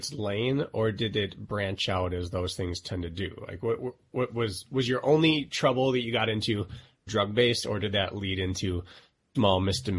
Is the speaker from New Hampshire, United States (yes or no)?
no; Milwaukee, Wisconsin, United States; born or raised there